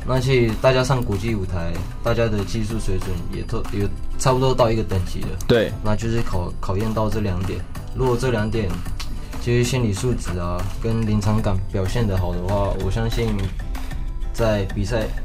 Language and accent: Chinese; Pingtung County, Taiwan; 我来自屏东